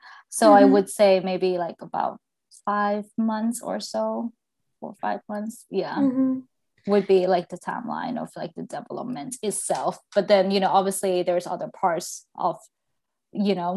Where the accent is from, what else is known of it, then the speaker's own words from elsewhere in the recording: Thailand; now in Seattle, United States; So I'm originally from Thailand, and I grew up in like a small beach town in Thailand.